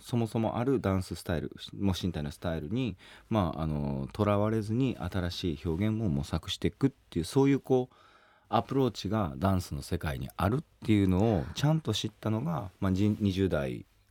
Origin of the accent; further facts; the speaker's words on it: Kobe, Hyogo, Japan; moved away; 僕だからあの地元が神戸なんですけど